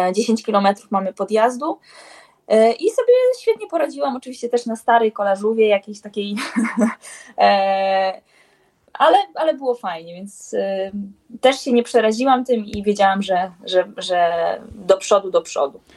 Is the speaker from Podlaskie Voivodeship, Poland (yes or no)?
yes; Białystok, Podlaskie Voivodeship, Poland; ja jestem z Białego Stoku